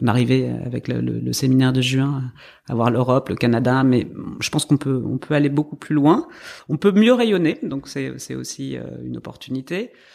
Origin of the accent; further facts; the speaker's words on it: north of France, France; je viens du nord de la France